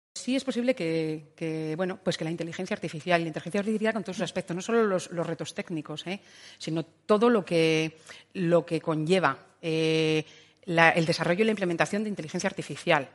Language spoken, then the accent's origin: Spanish; Burgos, Castile and León, Spain; moved away as an adult; also born or lived in Valladolid; la intención era salir de Burgos, que, que adoro mi tierra, pero bueno, eh, tenía 18